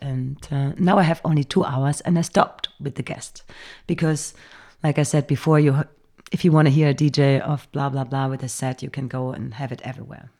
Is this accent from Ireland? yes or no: no; Bergisch Gladbach, North Rhine-Westphalia, Germany; English is a second language; moved away as an adult; now in Berlin, Germany; grown up in Cologne. It's a little s-, town before Cologne called Bergisch Gladbach